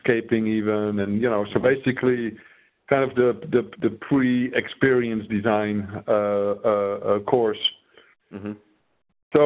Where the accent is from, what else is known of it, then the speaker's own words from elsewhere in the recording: northern Netherlands, Netherlands; I grew up in the Netherlands. In the north of the Netherlands